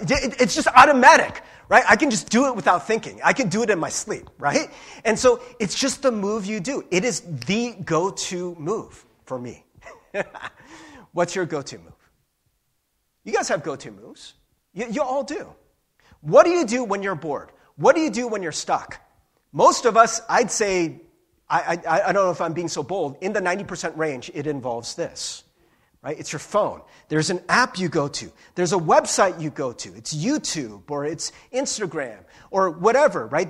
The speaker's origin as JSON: {"language": "English", "region": "Midwest", "country": "United States", "said": "I'm like Midwestern."}